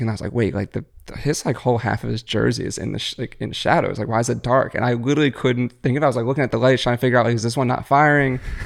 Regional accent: Philadelphia, Pennsylvania, United States; growing up in Philly

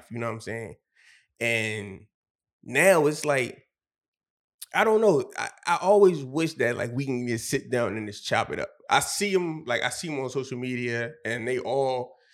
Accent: Philadelphia, Pennsylvania, United States; We all from different places. I'm from Wynnefield, and uh, one from 49th Street, one from 60th Street

